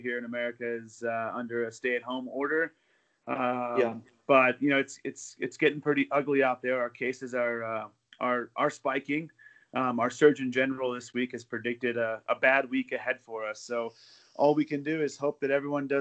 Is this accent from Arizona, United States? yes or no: yes; Arizona, United States; moved away as an adult; also born or lived in Louisville, Kentucky; now in Denver, United States; I grew up in Arizona